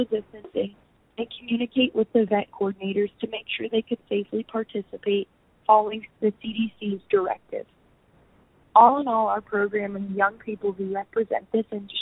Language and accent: English; Huntingdon County, Pennsylvania, United States; I'm from Huntington County, where I grew up on my grandparents' dairy farm